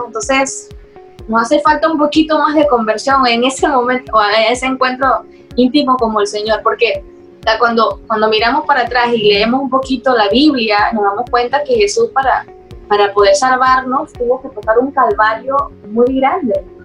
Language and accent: Spanish; Las Minas, Herrera, Panama; also born or lived in Chitré; allá fue el lugar donde prácticamente viví mi infancia, o sea, toda mi infancia hasta los 15 años. La viví en las minas, un pueblo, es un distrito de Herrera